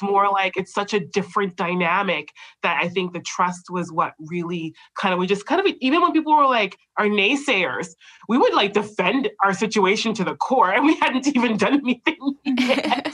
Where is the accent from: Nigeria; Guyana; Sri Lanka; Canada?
Canada; we're both Canadian born like I'm Canadian born